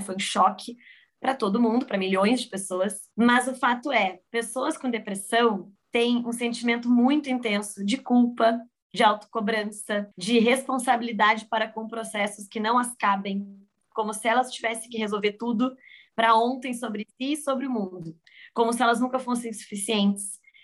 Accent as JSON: {"language": "Portuguese", "region": "Rio Grande do Sul", "country": "Brazil", "also_born_or_lived": "San Diego", "moved": "as an adult", "said": "estou do Rio Grande do Sul, me formei na PUC e fui morar fora. Me joguei no mundo aos 22 anos para San Diego"}